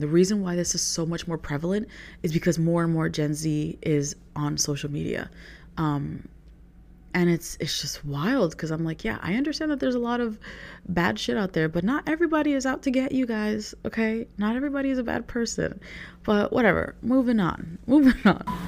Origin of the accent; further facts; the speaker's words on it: New York, United States; I grew up in New York